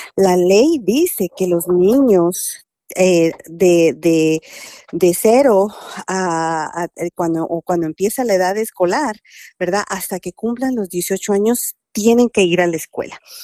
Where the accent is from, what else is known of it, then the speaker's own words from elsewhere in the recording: Guatemala; moved away; Yo soy guatemalteca